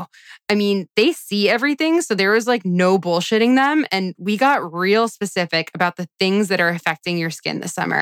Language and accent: English; Florida, United States; moved away as an adult; now in Los Angeles, United States; I grew up in Florida, and after 18 years of growing up on the beach